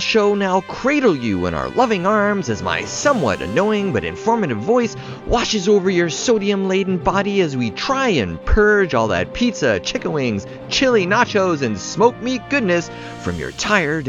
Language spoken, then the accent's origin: English; Toronto, Ontario, Canada; right here in my hometown of Toronto, Canada